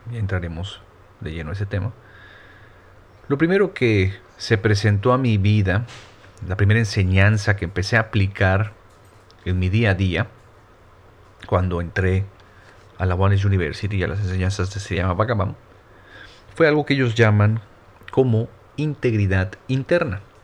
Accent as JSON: {"language": "Spanish", "town": "Mérida", "region": "Yucatán", "country": "Mexico", "said": "yo soy yucateco, soy de medida Yucatán, al sur de México"}